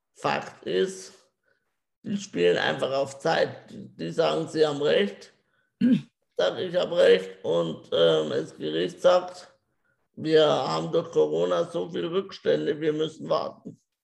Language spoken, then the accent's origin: German; Germany; also born or lived in Regensburg; ich bin glücklich in Deutschland geboren zu sein